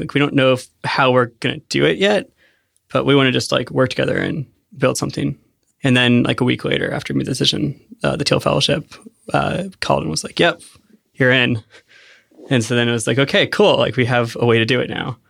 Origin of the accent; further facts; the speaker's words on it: Penngrove, California, United States; I grew up in Sonoma County